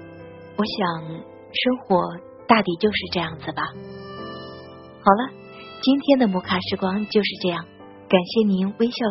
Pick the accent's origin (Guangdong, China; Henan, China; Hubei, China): Henan, China; moved away as an adult; now in Zhejiang, China; 我老家是在河南。我现在呢是在浙江这边上班，